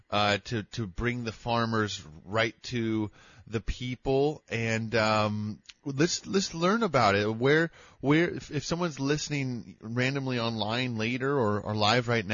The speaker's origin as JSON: {"language": "English", "area": "El Dorado County", "region": "California", "country": "United States", "tie": "born or raised there", "said": "I grew up in El Dorado County"}